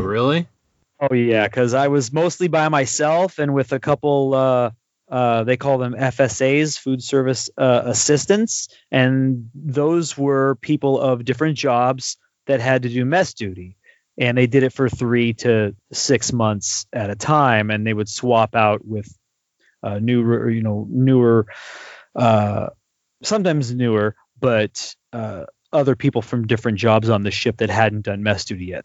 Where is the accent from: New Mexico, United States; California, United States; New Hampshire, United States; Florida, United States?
California, United States; I'm from California